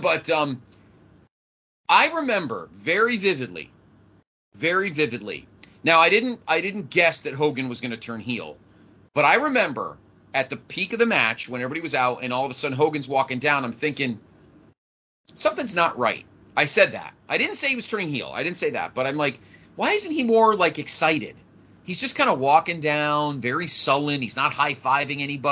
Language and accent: English; Connecticut, United States; growing up in Connecticut, I was a huge WWF fan